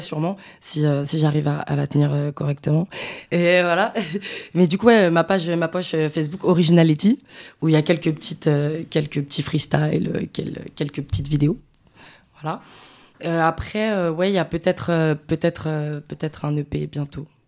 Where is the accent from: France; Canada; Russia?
France; Paris, Île-de-France; je suis de Paris